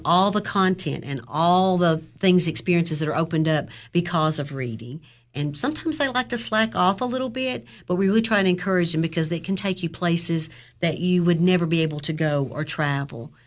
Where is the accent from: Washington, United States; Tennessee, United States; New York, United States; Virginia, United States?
Tennessee, United States; Overton County; also born or lived in Clay County; I grew up in Overton County